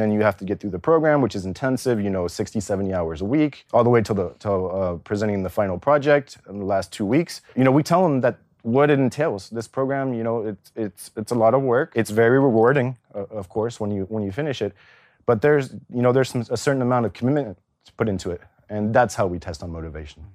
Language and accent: English; California, United States; also born or lived in Paris, France; now in Zurich, Switzerland; I grew up in California to French parents